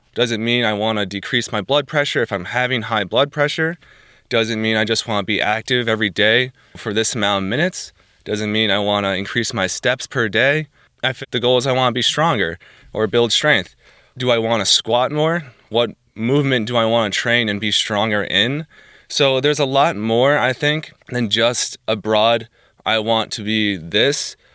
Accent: New Jersey, United States; moved away as an adult; now in Bourbonnais, United States; I am originally from New Jersey. I grew up there basically all my life

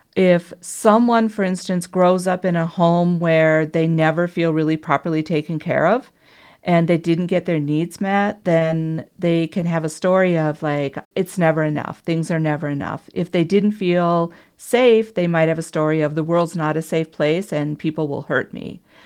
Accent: Minnesota, United States; moved away; I was originally from Minnesota

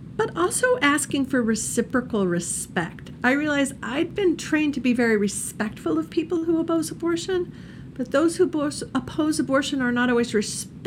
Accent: Indiana, United States; I'm from Indiana

